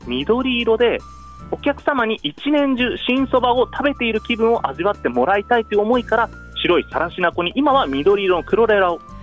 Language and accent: Japanese; Kushiro, Hokkaido, Japan; also born or lived in Sapporo; 出身は釧路です